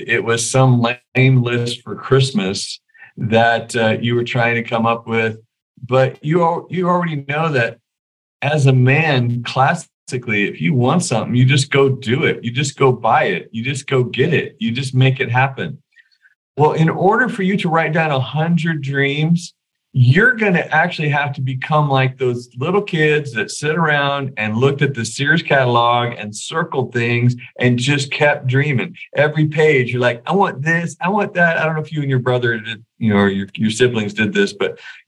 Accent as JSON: {"language": "English", "town": "Weaverville", "region": "California", "country": "United States", "moved": "yes", "said": "I'm from Weaverville"}